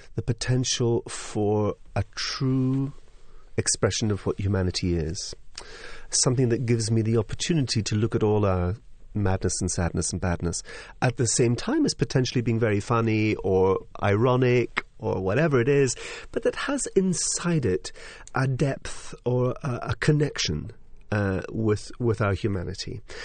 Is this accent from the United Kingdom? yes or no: yes; Highlands of Scotland, United Kingdom; I come from the Highlands of Scotland, where I'm used to a Cayley tradition. I'm used to people sitting in the front room making music. I was brought up with a piano in the room.